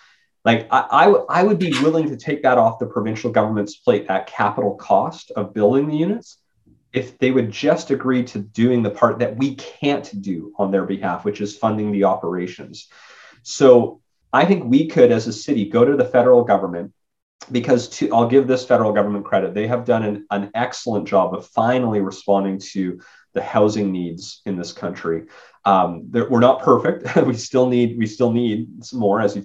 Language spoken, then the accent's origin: English; Spruce Grove, Alberta, Canada; now in Edmonton, Canada; my hometown of Spruce Grove